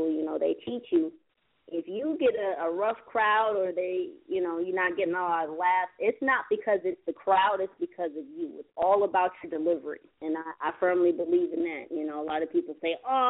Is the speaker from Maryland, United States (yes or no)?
no; California, United States; I'm originally from Cali